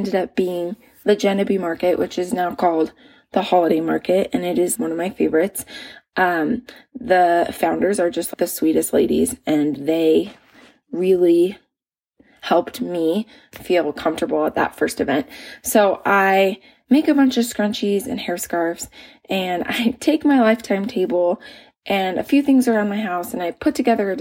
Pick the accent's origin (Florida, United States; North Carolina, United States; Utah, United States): Utah, United States; moved away as an adult; we ended up moving back to my home state of Utah